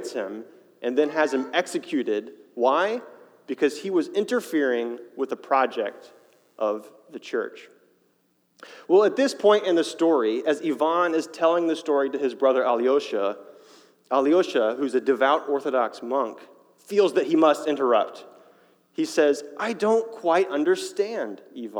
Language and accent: English; Fayetteville, United States; moved away as an adult; also born or lived in Chicago; I grew up in Fayetteville, but for the past 5 years, I've been living in Chicago